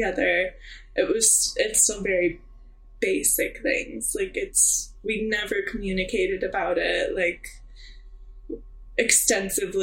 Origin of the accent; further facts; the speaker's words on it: Missouri, United States; now in Oregon, United States; a young like queer little girl in Missouri